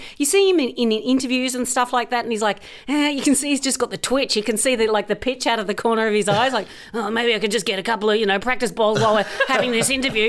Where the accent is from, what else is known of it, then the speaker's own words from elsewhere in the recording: Australia; Obviously, I'm Australian.